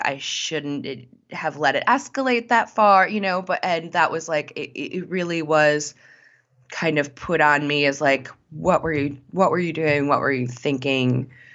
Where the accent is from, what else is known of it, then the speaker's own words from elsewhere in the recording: Connecticut, United States; moved away; I'm originally from Connecticut, but my family lives in South Carolina now.